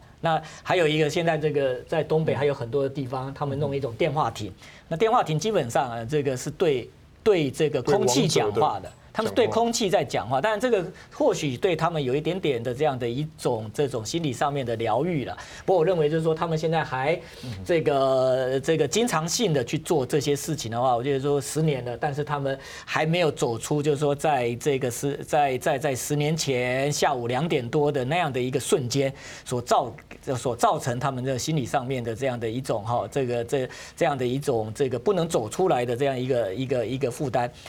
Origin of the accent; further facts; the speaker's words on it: Taiwan; 那他这个等于是就是按照我们台湾人说法，等于是托梦啊。